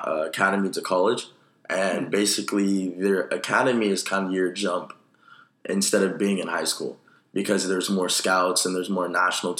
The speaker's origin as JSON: {"language": "English", "town": "Sacramento", "region": "California", "country": "United States", "lives_now": "Los Angeles, United States", "said": "I come from Sacramento, California."}